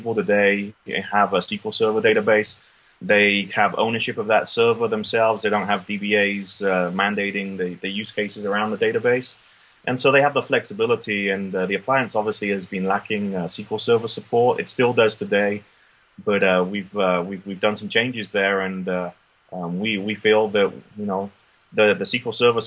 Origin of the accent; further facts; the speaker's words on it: United Kingdom; now in Austin, United States; I'm originally from the motherland like you with the UK